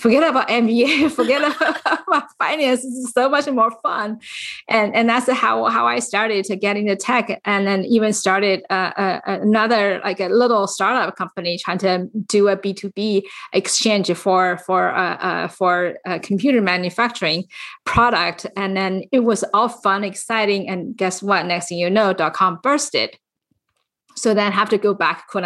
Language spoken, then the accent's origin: English; China; moved away as an adult; now in San Francisco Bay Area, United States; I actually came to US when I was fully grown from China